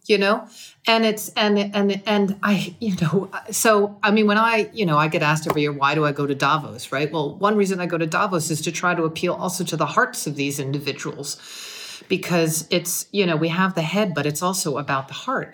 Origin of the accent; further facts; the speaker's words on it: United States; moved away; an American citizen